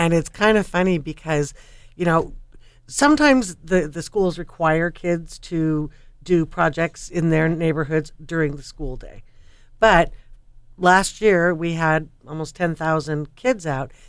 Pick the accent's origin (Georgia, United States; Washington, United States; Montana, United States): Montana, United States; now in Oregon, United States; I grew up in Montana